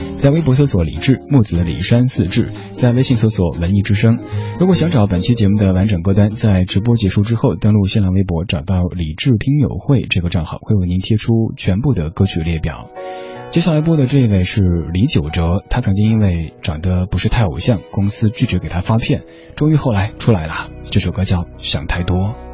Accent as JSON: {"language": "Chinese", "town": "Chengdu", "region": "Sichuan", "country": "China", "said": "我成都人"}